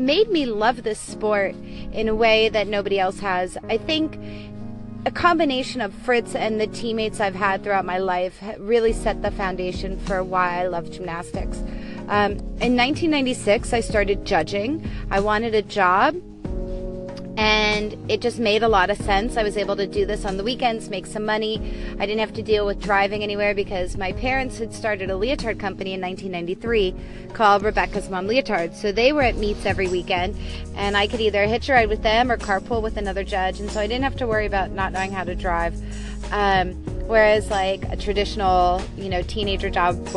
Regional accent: Los Angeles, California, United States; moved away as an adult; also born or lived in Davis, California; now in New York City, United States; I grew up in Los Angeles, California

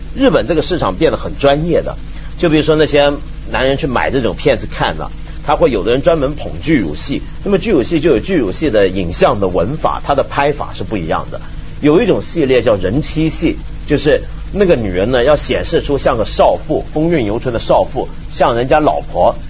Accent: China; 这还不叫我们中国人长威风吗？

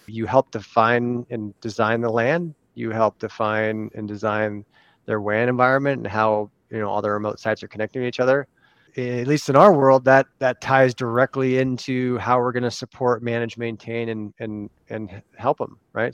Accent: California, United States; now in Arizona, United States; we're from California

